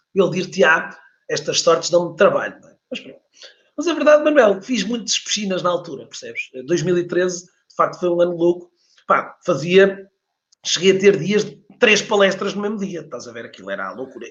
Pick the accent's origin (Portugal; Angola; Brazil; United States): Portugal; Porto, Norte; eu nasci no Porto, nasci no Porto